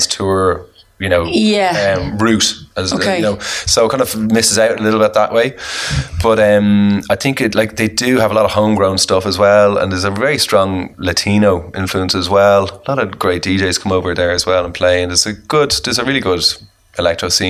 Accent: Ireland; as an Irishman

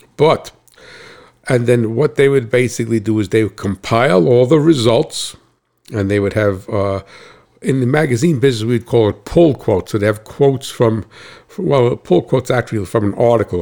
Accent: Hackettstown, New Jersey, United States; I hail from Cat Swamp Road in Hacketstown, New Jersey.

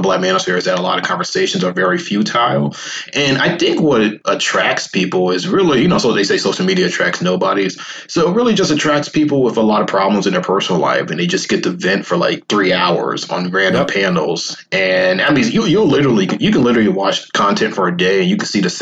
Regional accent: Northeast, United States; I'm from the Northeast

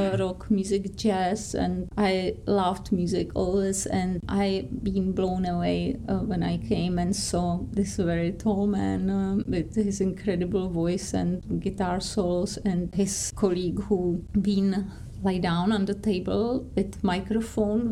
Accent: Prague, Czechia; English is a second language; moved away; I grew up in Prague. I born in Prague, but my soul is Russian. My childhood was Prague

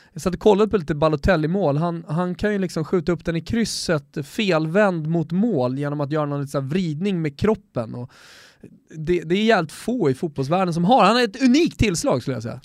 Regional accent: Sweden; som svensk

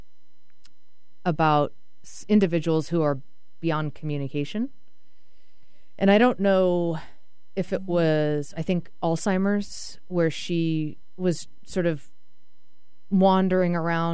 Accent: Boston, Massachusetts, United States; I'm from Boston.

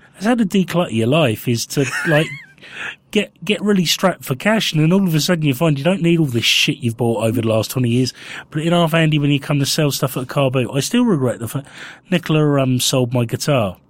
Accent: Winchester, South East England, United Kingdom; I grew up in Winchester

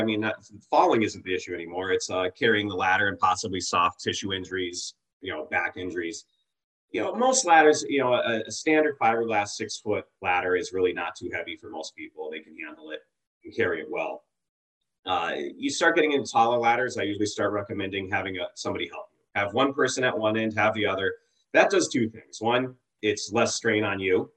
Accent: Massachusetts, United States; I grew up in Massachusetts

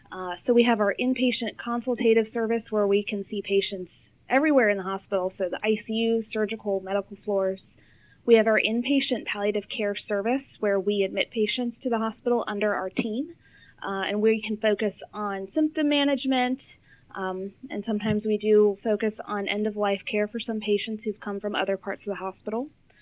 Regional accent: Northern Virginia, United States; also born or lived in Washington, D.C. / South Florida; now in Richmond, United States; So I was born in Washington, D.C., but I grew up in Northern Virginia.

